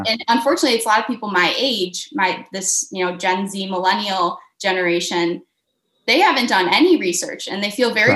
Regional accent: Michigan, United States; I'm from Michigan

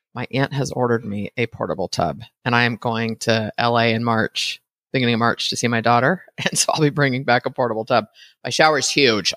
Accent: United States; an American citizen

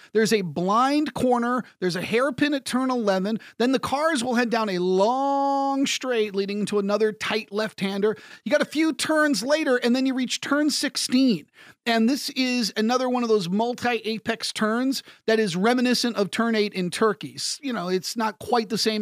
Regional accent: United States; I'm an American. This is my home Grand Prix

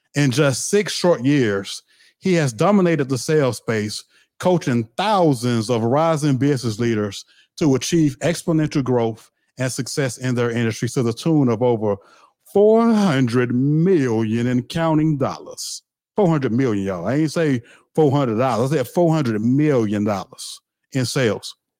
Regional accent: the South, United States; I'm from the South, so I said the word crunk

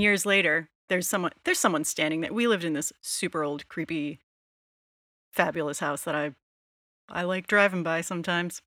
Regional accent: Rhode Island, United States; I'm from Rhode Island.

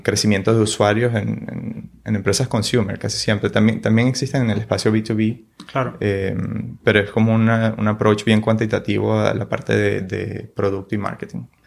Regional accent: San Juan de los Morros, Guárico, Venezuela; now in San Francisco, United States; Yo soy de Venezuela, de San Juan de los Morros.

